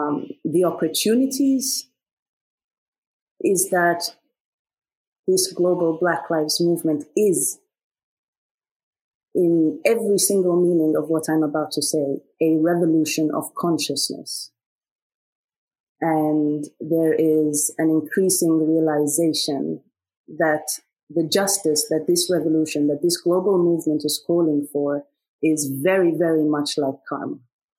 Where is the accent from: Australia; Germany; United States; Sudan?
Sudan; I am Nubian from Sudan.